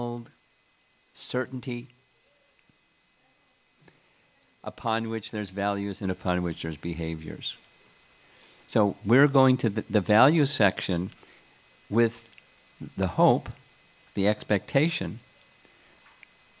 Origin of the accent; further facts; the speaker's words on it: United States; being American